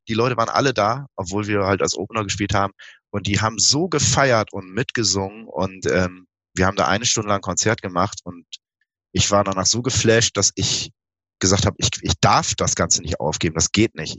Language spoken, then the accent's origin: German; Osterholz-Scharmbeck, Lower Saxony, Germany; also born or lived in Bremen; Das war in einem Kulturzentrum in Ostholz-Scharmbeck, meinem Heimatort